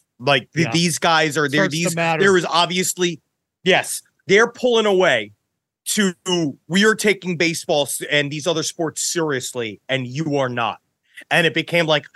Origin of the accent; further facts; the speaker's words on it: New York City, New York, United States; I was just straight born in Queens, New York.